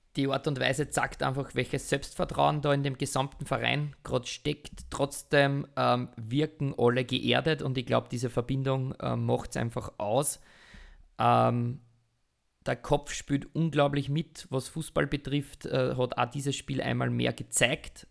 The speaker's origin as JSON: {"language": "German", "country": "Austria", "said": "bei uns in Österreich"}